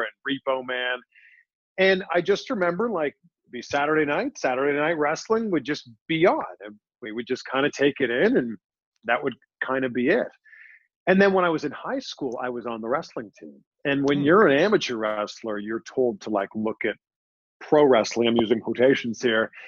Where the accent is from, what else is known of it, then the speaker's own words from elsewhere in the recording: Pickering, Ontario, Canada; moved away as an adult; also born or lived in Toronto, Canada / Cleveland, United States; now in Miami, United States; my actual hometown, which is Pickering, Ontario, just east of Toronto.